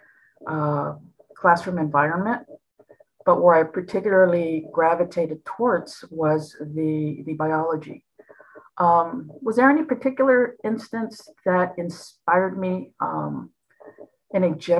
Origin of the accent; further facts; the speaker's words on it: Los Angeles, California, United States; I was born and raised in the San Fernando Valley, which is north of downtown LA. I was raised in a community called Pacoima